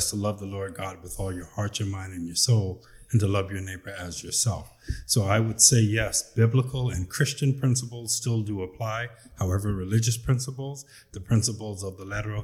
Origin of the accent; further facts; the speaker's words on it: Compton and Long Beach, California, United States; moved away as an adult; now in West End, Bahamas; I was born here in West End, and I was raised in between Compton and Long Beach, California